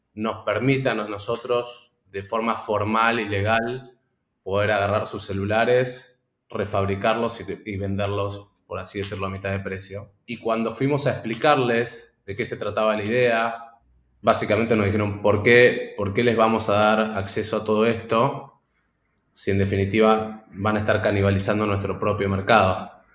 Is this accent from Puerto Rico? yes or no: no; Argentina; moved away as an adult; also born or lived in Boston; soy argentino